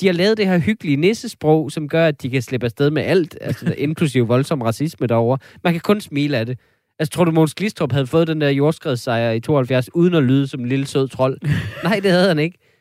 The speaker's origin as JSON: {"language": "Danish", "area": "Vendsyssel", "region": "North Denmark Region", "country": "Denmark", "said": "jeg er fra Vendsyssel"}